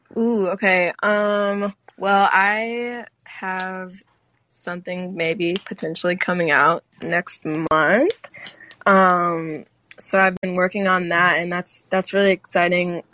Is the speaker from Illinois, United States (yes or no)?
yes; Chicago, Illinois, United States; I'm from Chicago.